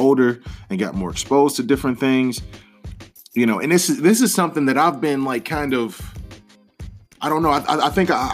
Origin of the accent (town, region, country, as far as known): Detroit, Michigan, United States